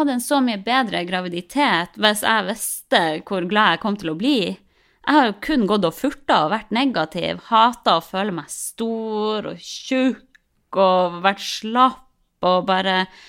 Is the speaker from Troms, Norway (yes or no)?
yes; Harstad, Troms, Norway; vi er jo fra Harstad begge to, jeg og typen min